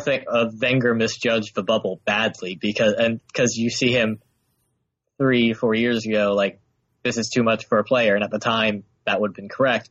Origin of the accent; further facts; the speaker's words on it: United States; I'm American and an Arsenal fan